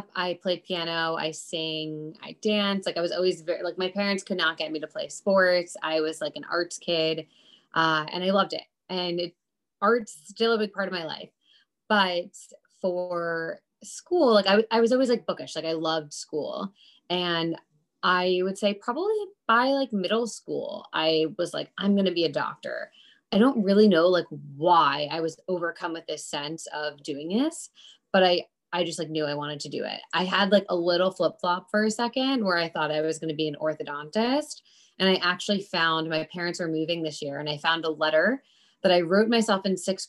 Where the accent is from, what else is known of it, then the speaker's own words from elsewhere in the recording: Westchester County, New York, United States; now in New York City, United States; I grew up in Westchester County, New York, about 40 minutes north of New York City